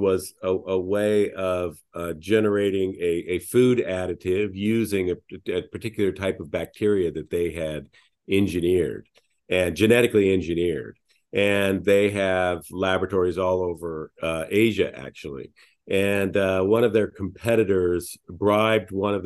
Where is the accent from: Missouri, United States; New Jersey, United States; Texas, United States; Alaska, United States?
Alaska, United States; moved away; also born or lived in New York / Japan; I was born in Alaska